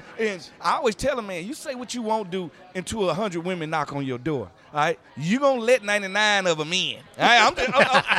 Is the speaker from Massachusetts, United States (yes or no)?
no; Mississippi, United States; moved away as an adult; also born or lived in Atlanta, Georgia; I was from Mississippi